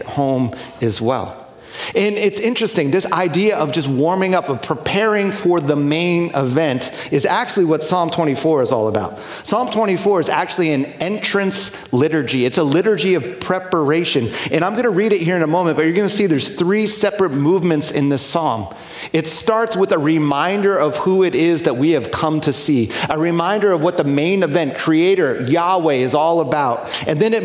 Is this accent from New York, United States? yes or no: yes; New York, United States; moved away; I grew up near New York City and went to college there as well.